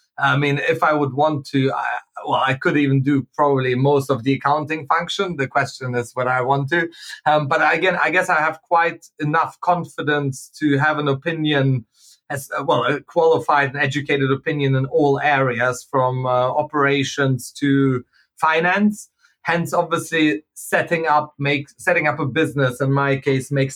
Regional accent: Germany; moved away as an adult; also born or lived in Manchester / Hong Kong; I went to uni in Manchester, Hong Kong, I grew up in Germany before

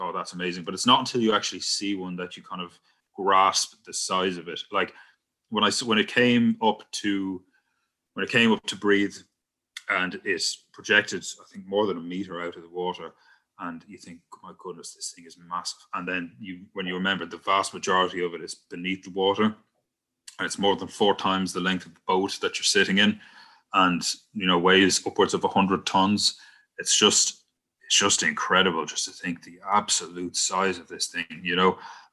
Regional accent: County Wicklow, Ireland; my hometown in Wicklow

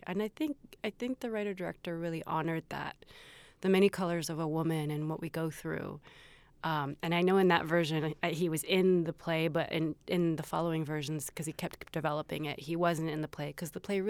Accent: the South, United States; I grew up in the South. I grew up, I'm a recovering Catholic.

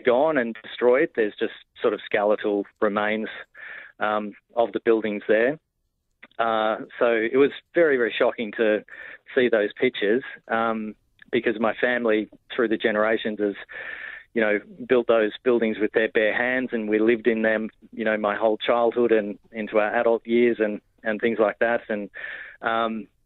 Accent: Batlow, New South Wales, Australia; moved away; my hometown of Batlow

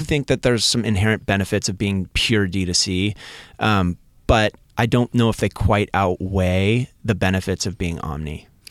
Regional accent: Seattle, Washington, United States; now in Southern California, United States; I grew up in Seattle, like, peering out the window, looking at rain almost every day.

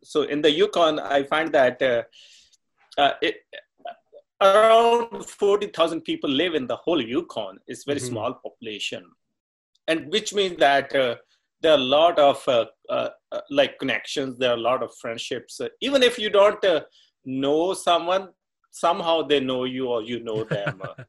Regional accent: Punjab, India; first language Punjabi; English is a second language; moved away as an adult; now in Canada; my native language, which is Punjabi.

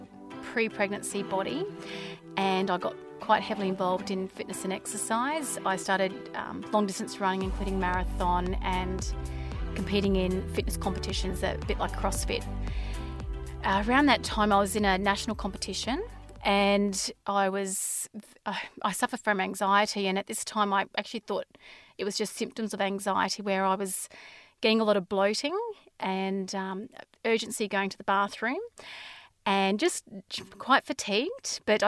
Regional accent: Inverell, New South Wales, Australia; born there; also born or lived in Brisbane; I was born in Australia, in Inverell, New South Wales. We moved around a lot as children because of my father's work. So I went to six different schools and then we moved to Brisbane when I was in about grade six.

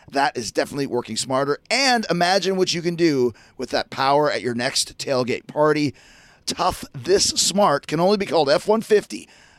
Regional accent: Winnipeg, Manitoba, Canada; When I was growing up in Winnipeg, anything that Howard Manshine said to me was gospel.

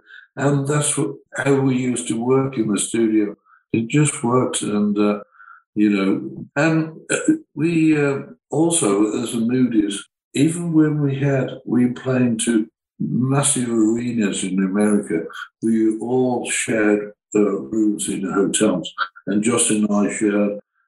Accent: Birmingham, West Midlands, United Kingdom; I came from Birmingham Heavy Engineering Energy.

